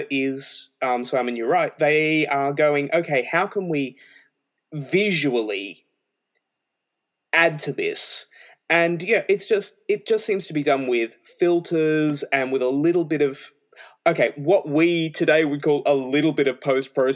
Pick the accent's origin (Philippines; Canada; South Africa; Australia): Australia; I'm Australian